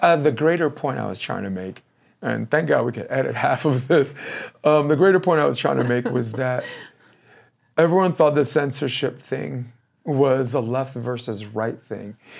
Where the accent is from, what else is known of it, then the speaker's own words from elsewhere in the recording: New York City, New York, United States; moved away as an adult; now in Hermosa Beach, United States; I am a moron from Brooklyn